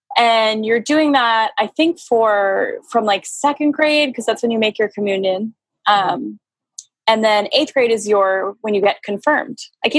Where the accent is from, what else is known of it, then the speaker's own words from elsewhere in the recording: New York, United States; also born or lived in Boston; now in San Diego, United States; I'm originally from New York. And I moved here from Boston because I like to move around just about 2 years ago.